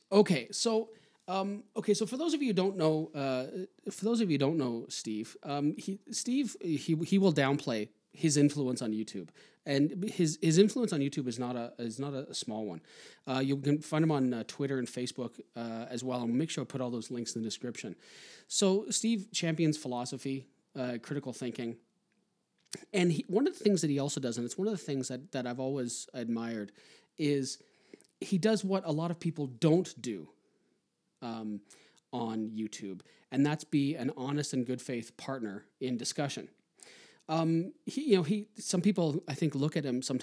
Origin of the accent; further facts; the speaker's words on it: Toronto, Ontario, Canada; from Toronto